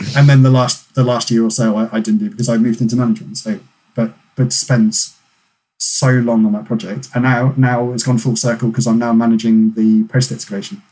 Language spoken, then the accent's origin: English; North Dorset, South West England, United Kingdom; moved away as an adult; also born or lived in Lampeter; my local unit growing up in North Dorset